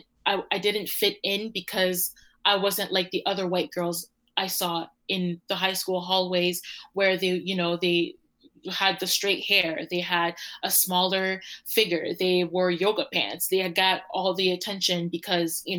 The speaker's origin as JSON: {"language": "English", "town": "Toronto", "region": "Ontario", "country": "Canada", "tie": "born or raised there", "said": "I was born and raised in Toronto for 9 years."}